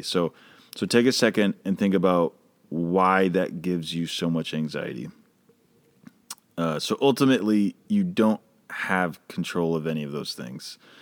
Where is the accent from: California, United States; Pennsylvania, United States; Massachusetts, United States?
Massachusetts, United States; Boston; moved away; I grew up in Boston